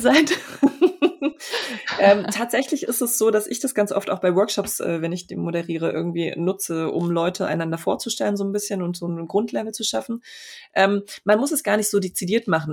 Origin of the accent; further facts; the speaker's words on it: Poland; also born or lived in Freiburg, Germany; now in Stuttgart, Germany; ich bin in Polen geboren